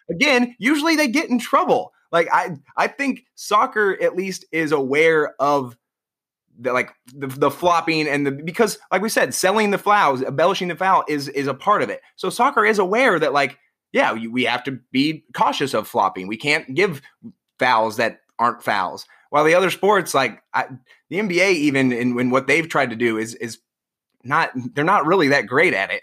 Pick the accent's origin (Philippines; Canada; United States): United States; Iowa; moved away as an adult; now in New York, United States; growing up in Iowa and, and moving to New York